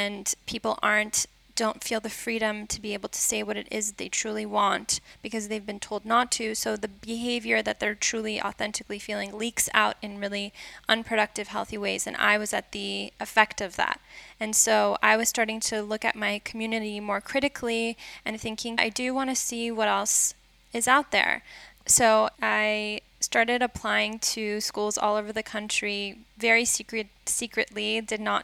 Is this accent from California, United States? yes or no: yes; Los Angeles, California, United States; moved away as an adult; I was born and raised in LA in this Jewish Iranian community.